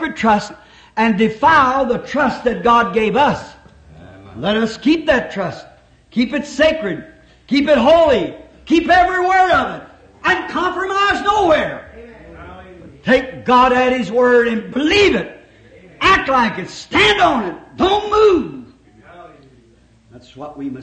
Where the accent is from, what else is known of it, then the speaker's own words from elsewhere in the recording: United States; We're all American citizens. We're thankful to be Americans